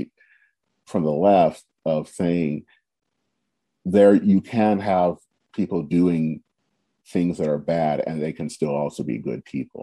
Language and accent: English; United States; We are Americans